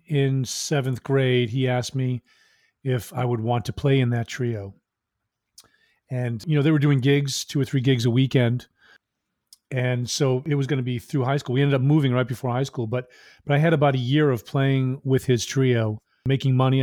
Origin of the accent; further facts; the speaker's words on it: Maine, United States; also born or lived in Massachusetts; I was born in Massachusetts, then I moved to Maine, I think I was in second grade